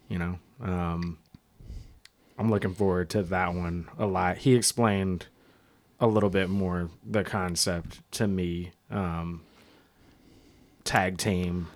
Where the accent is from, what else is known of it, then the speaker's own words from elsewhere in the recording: Seattle, Washington, United States; I grew up right by, um, Franklin